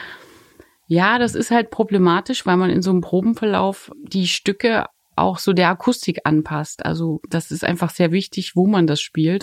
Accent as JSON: {"language": "German", "town": "Dresden", "region": "Saxony", "country": "Germany", "moved": "yes", "said": "ich komme mal aus Dresden"}